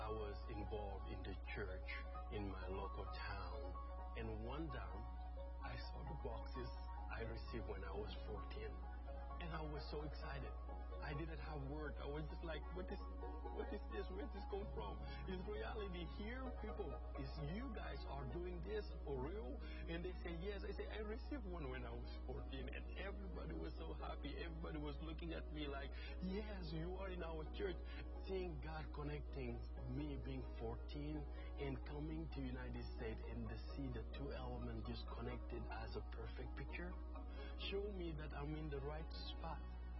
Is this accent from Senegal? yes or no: yes; Senegal; I'm from Senegal. 95% of people where I grew up are not Christian.